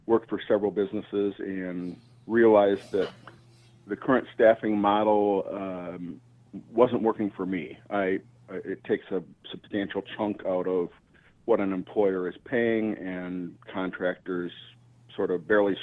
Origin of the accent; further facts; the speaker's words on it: Wisconsin, United States; now in Chicago, United States; I grew up in Wisconsin on a dairy